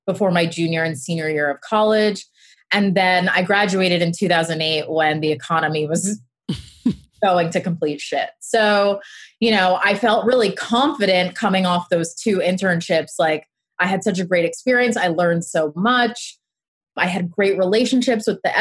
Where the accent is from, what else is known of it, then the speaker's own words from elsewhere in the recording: Westchester, New York, United States; I was commuting from Westchester where I grew up